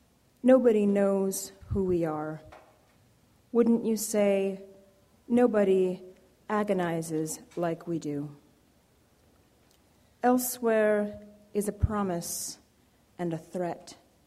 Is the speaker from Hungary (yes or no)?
no; Jamaica; I'm Jamaican, of Jamaican parentage, and I've been thinking a lot about the place of the immigrant in America lately